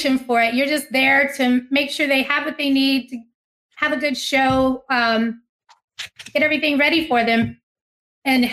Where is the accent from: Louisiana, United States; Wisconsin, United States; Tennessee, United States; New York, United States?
Louisiana, United States; Ferriday; I'm from Faraday, Louisiana, home of Jerry Lee Lewis, Mickey Gilley, and Jimmy Swaggart